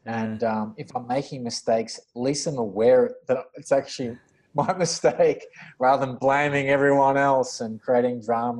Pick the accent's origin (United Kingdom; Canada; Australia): Australia; Central Coast, New South Wales; also born or lived in Parramatta, Western Sydney / Auburn, Western Sydney / Sydney; most of my childhood and schooling was on the Central Coast at a place called Gorick